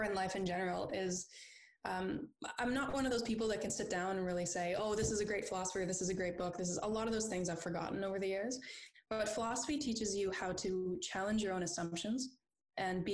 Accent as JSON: {"language": "English", "town": "Charlottetown", "region": "Prince Edward Island", "country": "Canada", "tie": "born or raised there", "also_born_or_lived": "Alberta / Ontario", "moved": "as an adult", "lives_now": "United Kingdom", "said": "I was born out in Alberta, but I actually grew up in Charlottetown, Prince Edward Island, where I did my first degree in philosophy."}